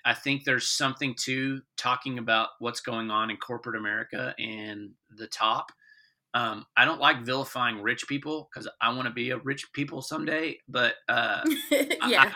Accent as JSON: {"language": "English", "region": "Texas", "country": "United States", "said": "I'm a Texan"}